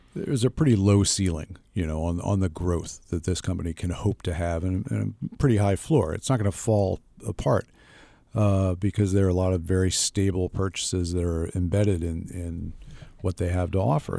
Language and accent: English; United States; I'm an American